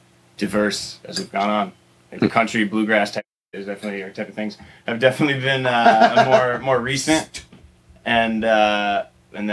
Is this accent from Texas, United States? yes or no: no; Vermont, United States; Growing up in Vermont my whole life